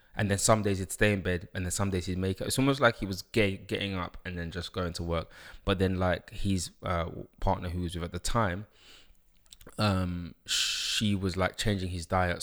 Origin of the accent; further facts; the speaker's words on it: London, United Kingdom; also born or lived in Uganda (ancestry); I grew up in London, um, King's College Hospital, Camberwell